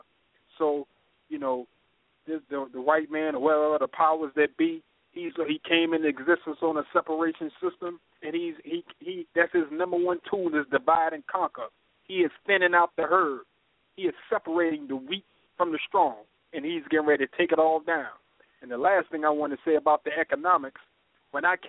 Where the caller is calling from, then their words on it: North Carolina, United States; I'm calling from North Carolina